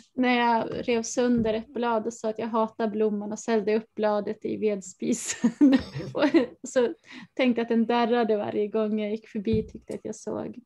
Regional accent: Falun, Dalarna County, Sweden; Jag är uppvuxen i Dalarna i Falun visserligen, som är ju en stad

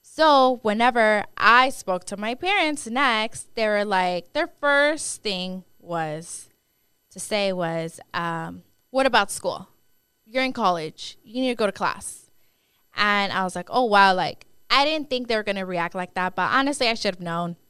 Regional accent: Dallas, Texas, United States; I am from Dallas, Texas. I was born and raised here.

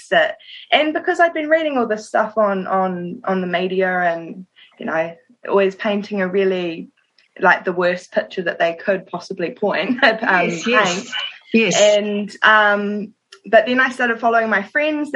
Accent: Wellington, New Zealand; I'm from Wellington

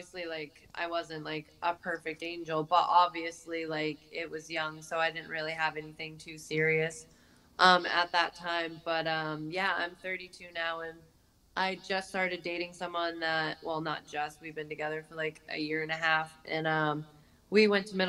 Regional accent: Dover, New Hampshire, United States; I'm from Dover, New Hampshire

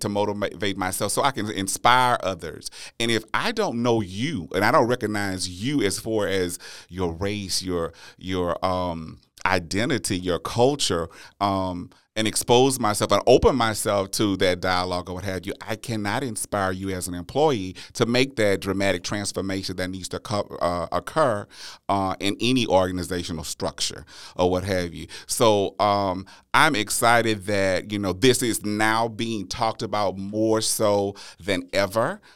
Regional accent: Louisiana, United States; born or raised there; moved away as an adult; now in Texas, United States

